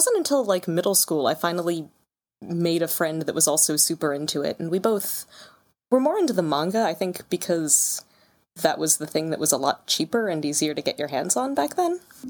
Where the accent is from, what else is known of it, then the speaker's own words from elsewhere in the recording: Pennsylvania, United States; Southeast Pennsylvania.